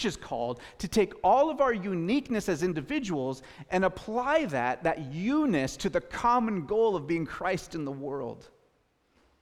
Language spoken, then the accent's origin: English; Gig Harbor, Washington, United States; I grew up in Gig Harbor, Washington